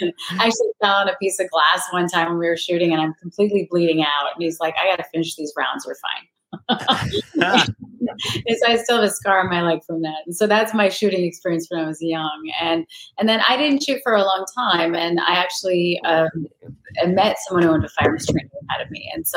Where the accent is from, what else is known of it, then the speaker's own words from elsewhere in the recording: Minnesota, United States; Well, I'm from Minnesota, so I used to shoot in my backyard because that's what you do there.